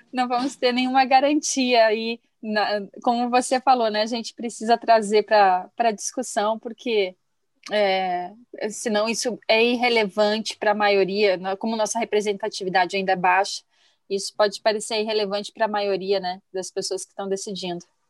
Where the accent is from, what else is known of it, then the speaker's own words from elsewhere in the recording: Rio Grande do Sul, Brazil; now in Curitiba, Brazil; eu nasci no Rio Grande do Sul, mas Curitiba